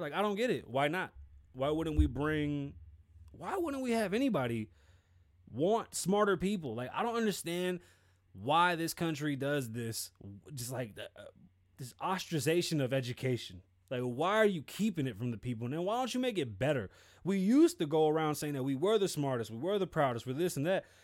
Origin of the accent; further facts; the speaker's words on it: Nevada, United States; I'm from Nevada.